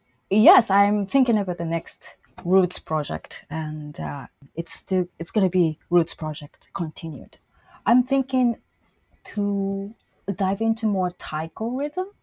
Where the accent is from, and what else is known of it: Shizuoka, Japan; born or raised there; moved away